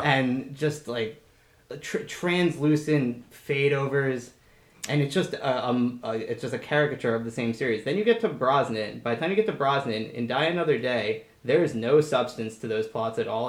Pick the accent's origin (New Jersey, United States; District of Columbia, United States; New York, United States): New Jersey, United States; I'm from New Jersey